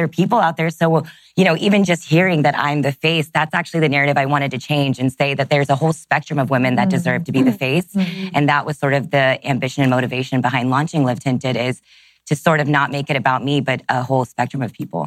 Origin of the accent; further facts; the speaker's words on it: Texas, United States; I grew up in Texas